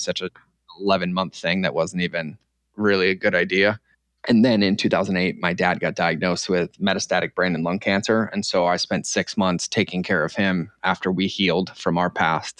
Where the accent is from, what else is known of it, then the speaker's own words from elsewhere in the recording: Norfolk, Massachusetts, United States; moved away; also born or lived in Connecticut; originally, um, from a little town in Massachusetts called Norfolk, Massachusetts